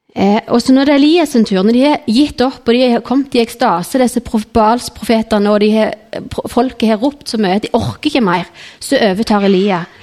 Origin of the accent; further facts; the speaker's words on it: Nærbø, Rogaland, Norway; jeg gikk i menigheten hjemme på Nærbø